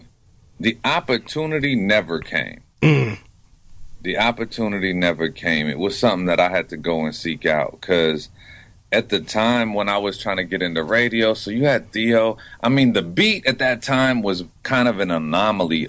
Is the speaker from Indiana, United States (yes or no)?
no; Monrovia, California, United States; also born or lived in Pasadena, California; I was born in Pasadena, grew up there till about 10, 12, and then moved about 10 miles east of there to Monrovia.